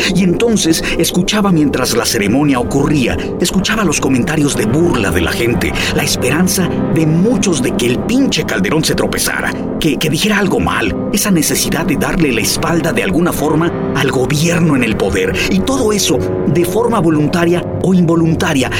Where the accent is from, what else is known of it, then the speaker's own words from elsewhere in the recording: Mexico; como mexicano